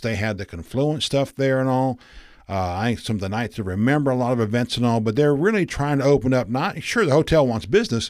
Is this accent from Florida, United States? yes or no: yes; East Coast of Florida, United States; moved away; I grew up on the East Coast of Florida